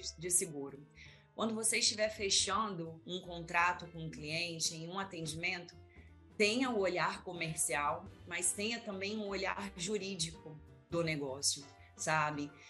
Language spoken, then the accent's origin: Portuguese; Vitória, Espírito Santo, Brazil; also born or lived in Serra, Espírito Santo; Eu sou nascida aqui em Vitória mesmo, sou filha de mineiro